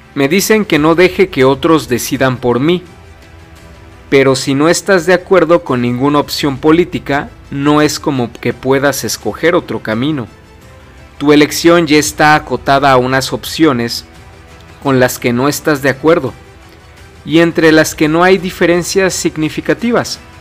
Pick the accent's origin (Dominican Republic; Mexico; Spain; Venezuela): Mexico; aquí en mi país